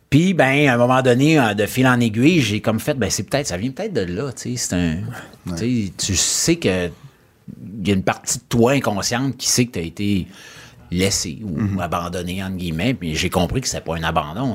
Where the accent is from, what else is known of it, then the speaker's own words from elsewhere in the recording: Lac-Saint-Joseph, Quebec, Canada; also born or lived in Chicoutimi / Charlesbourg; J'ai eu une super belle enfance sur le bord d'un lac, euh, entouré de montagnes